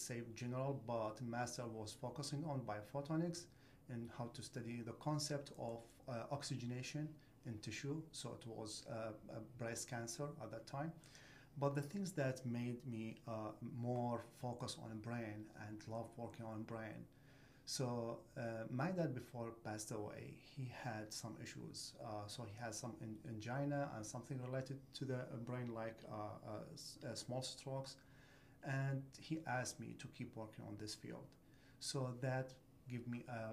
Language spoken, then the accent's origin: English; Iraq; moved away as an adult; now in United States; I came from Iraq